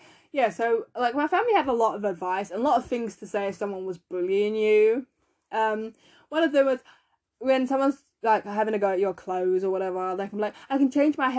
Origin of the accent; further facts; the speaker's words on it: London, United Kingdom; also born or lived in Essex; because I moved from East London to a different part of East London, but it's in Essex.